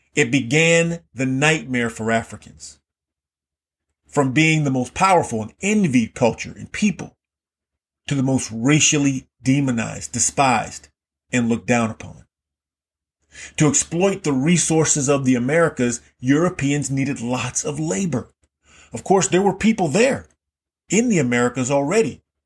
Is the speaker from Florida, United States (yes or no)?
yes; Key West, Florida, United States; I grew up in Key West, Florida, which is in the Florida Keys